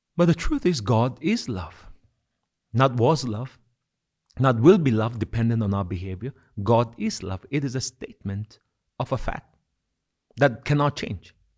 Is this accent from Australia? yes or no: no; Kohima, Nagaland, India; as a child growing up in Kohima.